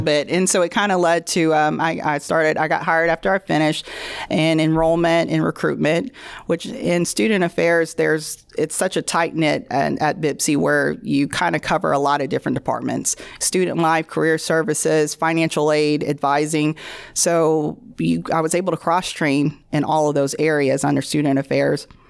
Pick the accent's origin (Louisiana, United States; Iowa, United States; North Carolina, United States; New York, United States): Louisiana, United States; Bossier City; I am from Bossier